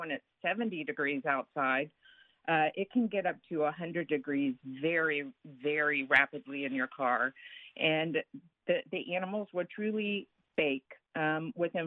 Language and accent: English; Texas, United States; I'm from Texas